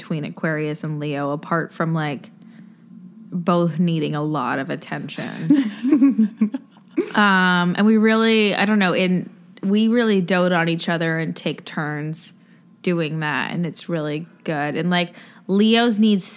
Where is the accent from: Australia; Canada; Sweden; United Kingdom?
Canada; Ontario; Grew up in Ontario and like an hour or 2 hours outside of Toronto